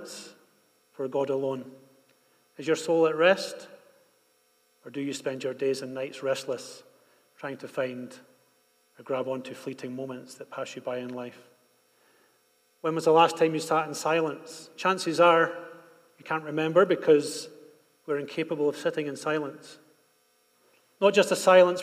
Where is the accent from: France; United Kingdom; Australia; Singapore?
United Kingdom; Scotland; now in Bogotá, Colombia; When we were growing up in Scotland